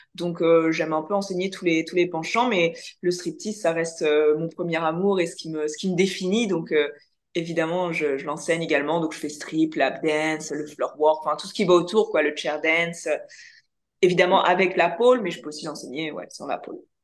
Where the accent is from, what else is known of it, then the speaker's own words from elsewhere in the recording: France; accent: French; avec mon accent français